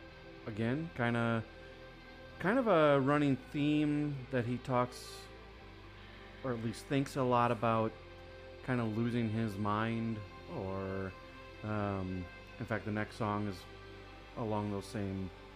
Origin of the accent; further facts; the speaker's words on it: Wisconsin, United States; I'm from the Midwest.